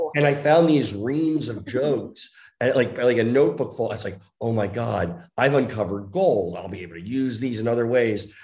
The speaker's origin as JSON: {"language": "English", "region": "New Jersey", "country": "United States", "tie": "born or raised there", "moved": "yes", "said": "I grew up in Jersey"}